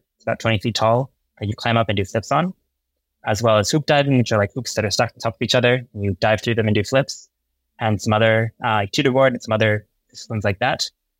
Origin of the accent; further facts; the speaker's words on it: Berkeley, California, United States; I grew up in Berkeley, California.